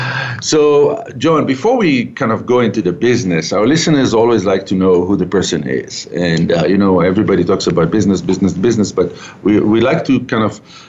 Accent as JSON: {"language": "English", "town": "Calgary", "region": "Alberta", "country": "Canada", "tie": "born or raised there", "said": "We're broadcasting back from Calgary, my hometown"}